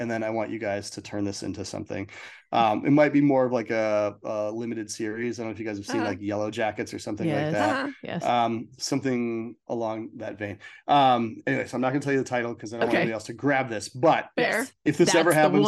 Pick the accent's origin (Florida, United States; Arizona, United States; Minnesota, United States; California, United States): Minnesota, United States; I grew up in Minnesota